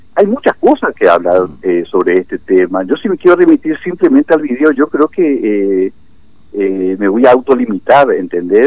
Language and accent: Spanish; Clorinda, Formosa, Argentina; somos florindenses y somos formoseños y somos argentinos